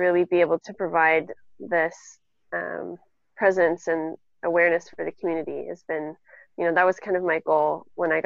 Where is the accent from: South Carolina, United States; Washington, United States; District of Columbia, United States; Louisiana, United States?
Washington, United States; Seattle; I'm from Seattle